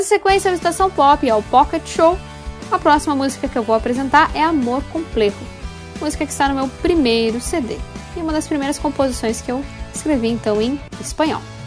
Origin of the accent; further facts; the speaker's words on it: Passo Fundo, Rio Grande do Sul, Brazil; minha cidade natal, que é Passo Fundo